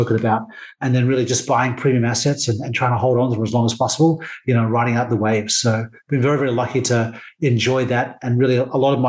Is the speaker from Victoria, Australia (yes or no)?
no; Sydney, New South Wales, Australia; I grew up in Sydney. I'm a Sydney sider